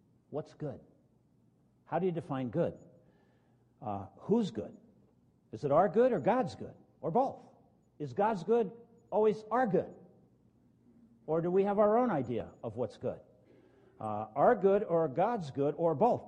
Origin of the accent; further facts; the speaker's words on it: northern New Jersey, United States; When I grew up in New Jersey, northern New Jersey